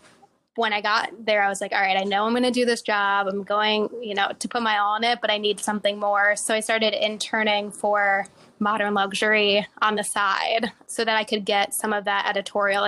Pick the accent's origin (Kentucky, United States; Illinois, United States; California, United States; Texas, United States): Illinois, United States; suburbs outside of Chicago; moved away as an adult; also born or lived in Indiana; now in New York, United States; I grew up in suburbs outside of Chicago